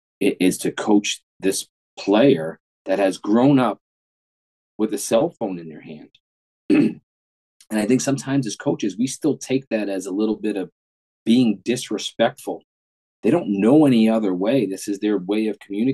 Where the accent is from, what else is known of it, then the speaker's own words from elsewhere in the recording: New York City, New York, United States; I grew up in New York City.